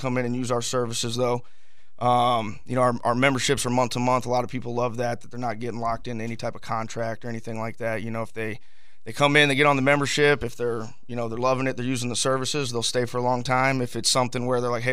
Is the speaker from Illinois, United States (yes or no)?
no; Southwest Florida, United States; also born or lived in Tennessee; now in Jacksonville, United States; I'm actually a Florida boy myself. I grew up in Southwest Florida